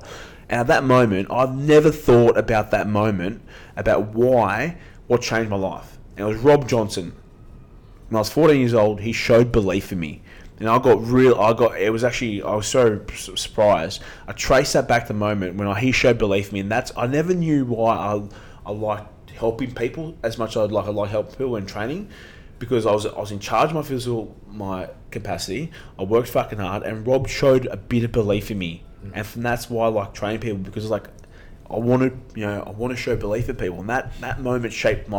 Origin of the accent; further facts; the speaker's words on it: Sydney, New South Wales, Australia; we come from Australian Sydney especially